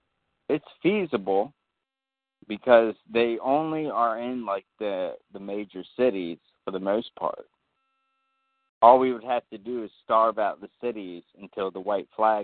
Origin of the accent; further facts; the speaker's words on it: the South, Deep South, United States; even as a Southerner.